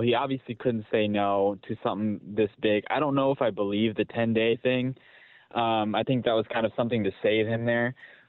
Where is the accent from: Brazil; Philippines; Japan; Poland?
Philippines; And I'm a Filipino.